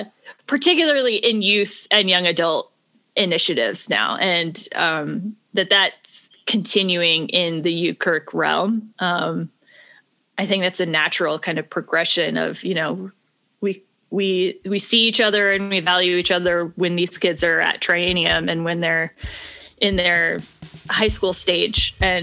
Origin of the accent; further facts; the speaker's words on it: Midwest, United States; also born or lived in West Coast; Cause I grew up in the Midwest and the West Coast.